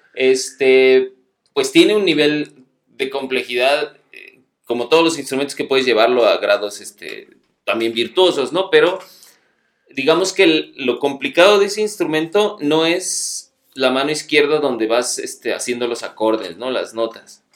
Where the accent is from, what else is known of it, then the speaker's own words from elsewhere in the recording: Cuernavaca, Morelos, Mexico; moved away as an adult; also born or lived in Veracruz; yo, nací aquí, en Cuernavaca, soy guayabo, este, y por situaciones del destino terminé en, En Veracruz